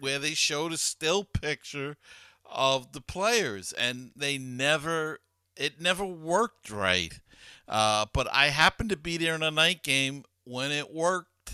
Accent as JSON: {"language": "English", "town": "New York City", "region": "New York", "country": "United States", "tie": "born or raised there", "said": "as a kid growing up in Queens"}